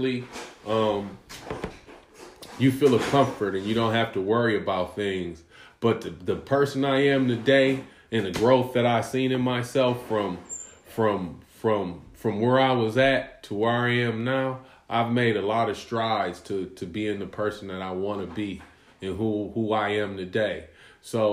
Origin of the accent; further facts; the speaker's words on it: United States; I'm American